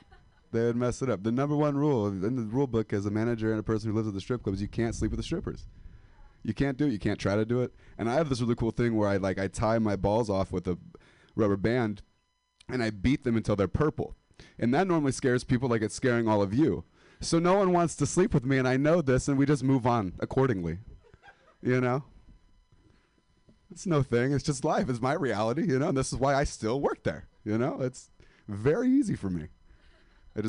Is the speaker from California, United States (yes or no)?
yes; Modesto, California, United States; now in San Francisco, United States; because I'm 25 and I'm a dropout from Modesto, California.